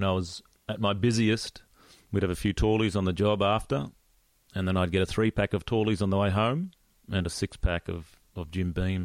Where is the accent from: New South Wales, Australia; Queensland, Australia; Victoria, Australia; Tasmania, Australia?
Queensland, Australia; Gold Coast; I was away from the Gold Coast.